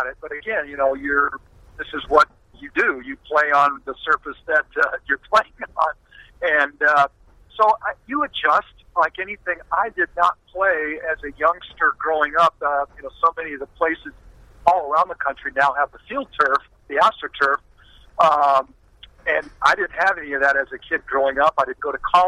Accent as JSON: {"language": "English", "town": "San Diego", "region": "California", "country": "United States"}